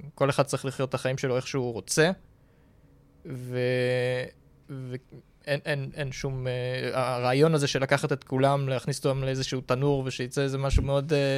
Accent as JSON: {"language": "Hebrew", "town": "Tel Aviv", "region": "Tel Aviv District", "country": "Israel", "said": "תל אביבי"}